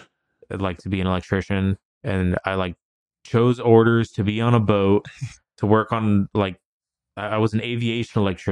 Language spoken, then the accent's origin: English; United States; growing up in like Western culture and like as an American